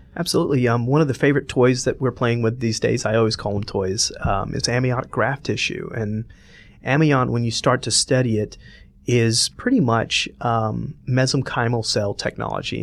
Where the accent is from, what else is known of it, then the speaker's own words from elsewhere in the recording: Atlanta, Georgia, United States; moved away as an adult; also born or lived in Cleveland; I was born and raised here.